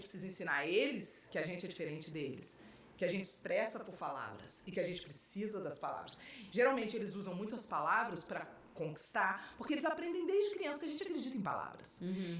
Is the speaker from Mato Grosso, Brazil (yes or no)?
no; Rio de Janeiro, Brazil; moved away as an adult; also born or lived in Belo Horizonte / São Paulo; eu sou carioca